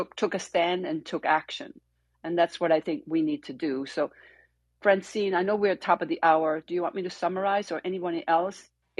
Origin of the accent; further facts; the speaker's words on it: Copenhagen, Capital Region of Denmark, Denmark; moved away; I was born and raised in Copenhagen